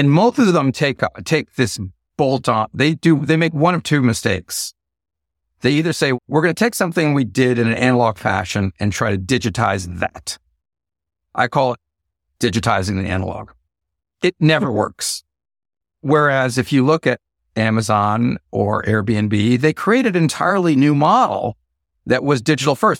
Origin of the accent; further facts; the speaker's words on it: Bay Area, California, United States; I'm from the Bay Area